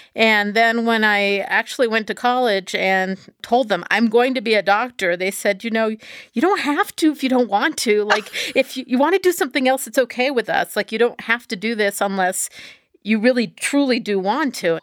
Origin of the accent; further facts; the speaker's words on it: Texas, United States; moved away; I grew up in Texas